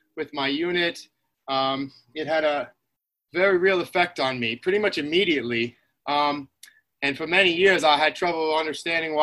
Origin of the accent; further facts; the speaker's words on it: Islip, New York, United States; I grew up in Long Island in Islip, New York